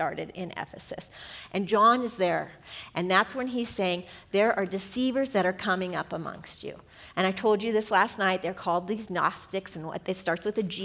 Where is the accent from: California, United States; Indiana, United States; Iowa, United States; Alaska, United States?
California, United States; Southern; we're from Southern California